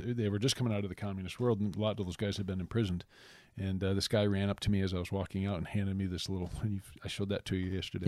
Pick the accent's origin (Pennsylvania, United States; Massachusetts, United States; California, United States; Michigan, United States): Michigan, United States; moved away as an adult; now in Lawrence, Kansas, United States; I grew up in Michigan, um, and we moved here in my mid-thirties